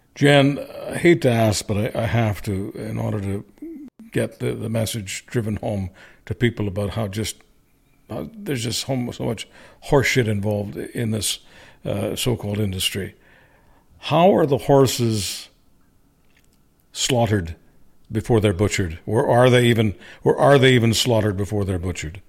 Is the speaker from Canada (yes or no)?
yes; Canada; a Canadian, especially one who launched a talk radio career in nineteen ninety in Alberta